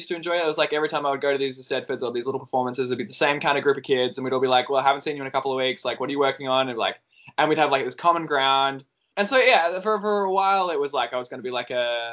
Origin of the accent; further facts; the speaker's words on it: Mildura, Victoria, Australia; I grew up in Mildura